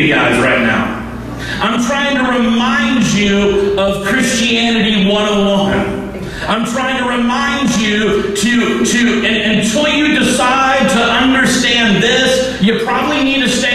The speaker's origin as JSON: {"language": "English", "region": "Texas", "country": "United States", "moved": "yes", "said": "I am from Texas."}